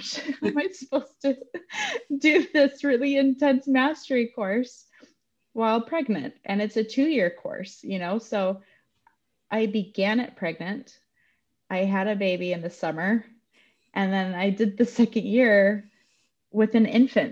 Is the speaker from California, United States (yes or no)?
no; Utah, United States; I grew up in Utah